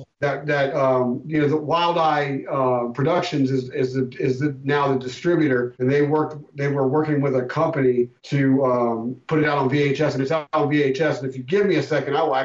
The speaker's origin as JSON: {"language": "English", "region": "Maryland", "country": "United States", "said": "I'm from Maryland"}